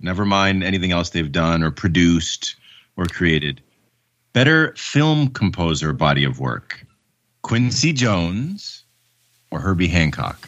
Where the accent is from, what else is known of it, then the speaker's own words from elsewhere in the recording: Canada; my citizenship as a Canadian